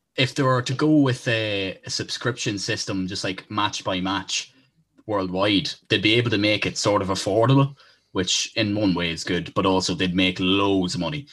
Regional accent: Ireland; We are from Ireland

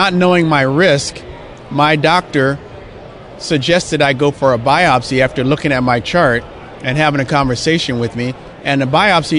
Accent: Los Angeles, California, United States; I grew up in Los Angeles, so I grew up a Ram fan

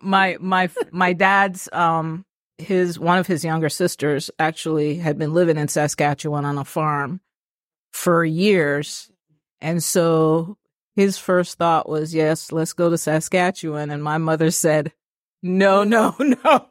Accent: Kingston, Jamaica; now in Atlanta, United States; So I'm a city girl. I'm from Kingston.

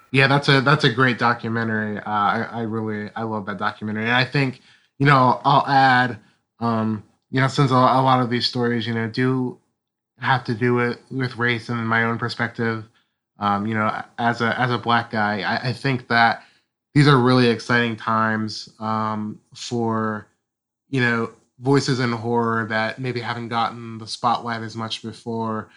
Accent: Ohio, United States; I'm from Ohio

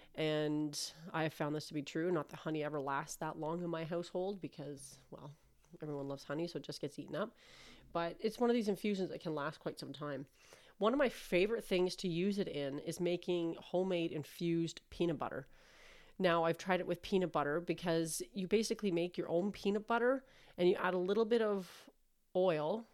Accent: Canada; I'm Canadian

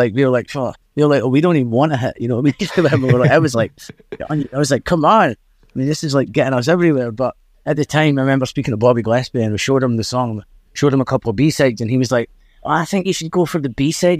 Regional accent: Dundee, Scotland, United Kingdom; accent: Scottish; a place we are from in Drybra and s, and Dundee

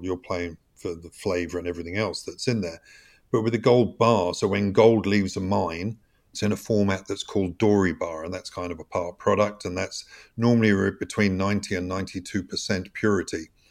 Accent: United Kingdom; moved away as an adult; also born or lived in Switzerland; I grew up in the U K, spent seventeen years abroad

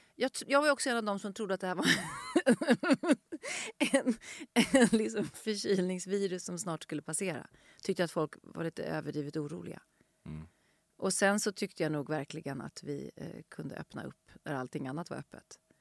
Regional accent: Stockholm, Stockholm County, Sweden; jag växte upp i Vårberg, som är en station bort, men, och gick i plugget här i Skärholmen

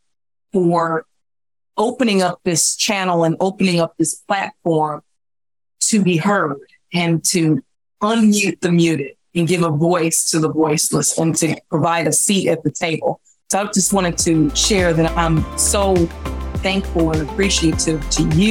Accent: Chicago, Illinois, United States; I'm born and raised in Chicago.

